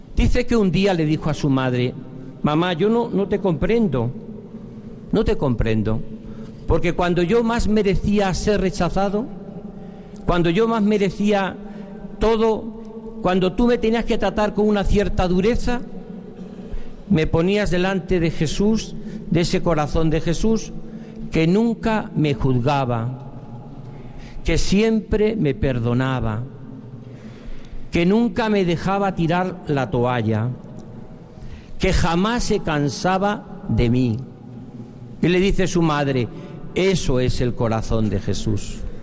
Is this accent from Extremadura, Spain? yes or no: yes; Diocese of Coria-Cáceres, Extremadura, Spain; moved away; also born or lived in Valladolid; Volvía de obispo a mi tierra de origen